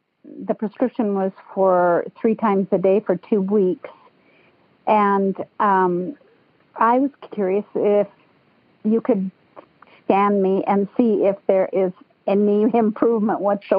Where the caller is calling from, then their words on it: Washington, United States; I'm calling from Washington State out by Mount Rainier.